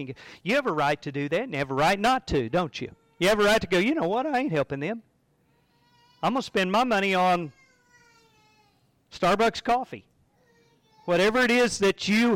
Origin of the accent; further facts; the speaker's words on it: United States; I carry an American passport. And I have some rights as an American citizen.